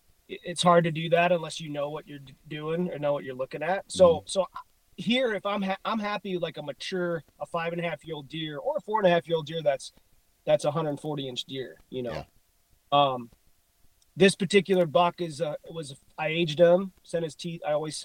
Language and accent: English; Illinois, United States; You know, I grew up in Illinois.